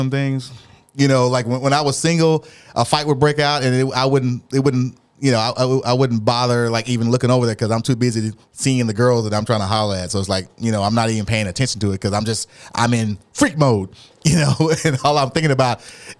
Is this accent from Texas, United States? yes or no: yes; Dallas, Texas, United States; I'm from Oak Cliff